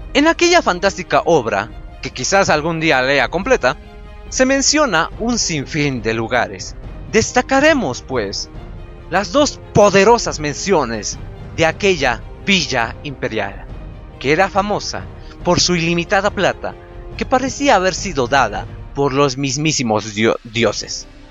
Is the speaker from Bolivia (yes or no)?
yes; Potosí, Bolivia; no es que yo sea de La Paz, yo soy de Potosí.